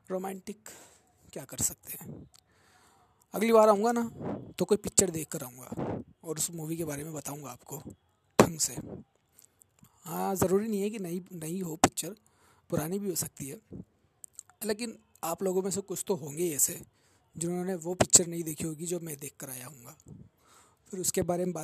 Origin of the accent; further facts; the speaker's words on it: Jaipur, Rajasthan, India; और मैं जयपुर राजस्थान से बिलोंग करूँ छूँ हाँ हाँ वहीं जहाँ पर पानी की थोड़ी कमी चल रही है आजकल